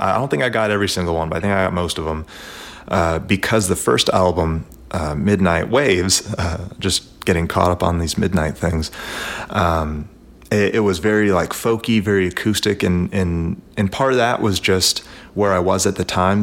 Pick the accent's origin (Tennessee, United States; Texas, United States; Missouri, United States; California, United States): Tennessee, United States; Nashville; I'm from Nashville, Tennessee